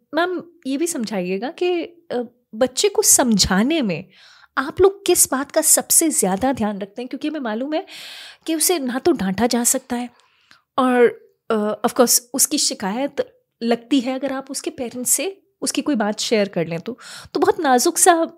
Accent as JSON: {"language": "Hindi", "town": "Kota", "region": "Rajasthan", "country": "India", "said": "हमारे शहर के बारे में जो कई बार कई अलग अलग चीज़ों के बारे में जाना जाता है जी हाँ कोचिंग का नाम तो डेफिनेटली है कोटा के लिए"}